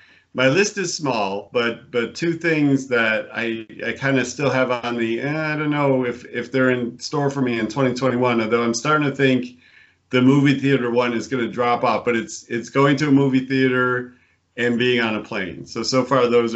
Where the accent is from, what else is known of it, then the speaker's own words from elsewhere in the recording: Buffalo, New York, United States; moved away as an adult; also born or lived in Connecticut; I was born in Buffalo, New York, and I grew up there